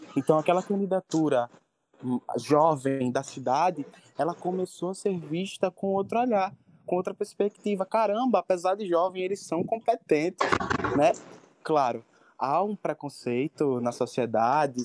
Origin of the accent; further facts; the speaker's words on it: Brazil; na minha comunidade, que eu nasci e me criei no Alto São Miguel